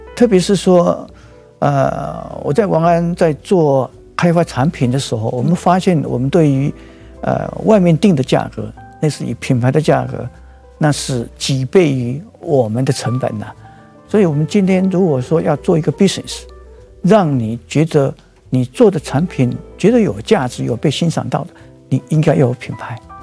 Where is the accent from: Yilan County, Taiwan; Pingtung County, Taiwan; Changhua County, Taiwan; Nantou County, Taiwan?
Changhua County, Taiwan; 我是来自一个彰化的一个农家子弟